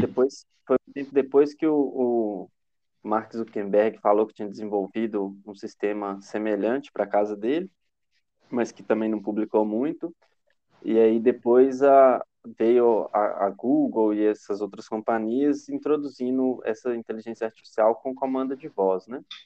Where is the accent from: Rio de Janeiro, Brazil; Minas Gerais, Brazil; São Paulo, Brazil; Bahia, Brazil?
Minas Gerais, Brazil; Itabira; De Tabira, que é onde eu nasci